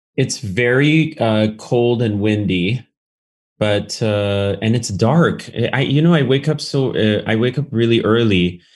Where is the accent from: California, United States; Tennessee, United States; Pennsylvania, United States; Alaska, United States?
California, United States; Berkeley; I grew up in California, um, in, in Berkeley specifically